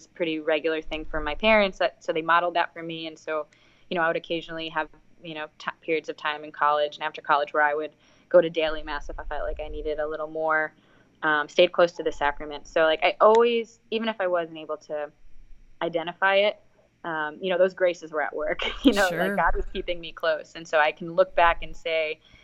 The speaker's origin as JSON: {"language": "English", "region": "New York", "country": "United States", "moved": "as an adult", "said": "I'm from New York."}